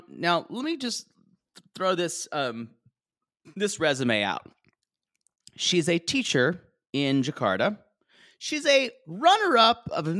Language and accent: English; the South, United States; accent: Southern; I tried to lose a lot of my Southern accent